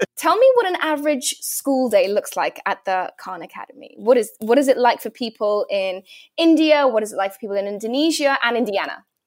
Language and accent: English; London, United Kingdom; I grew up in London town.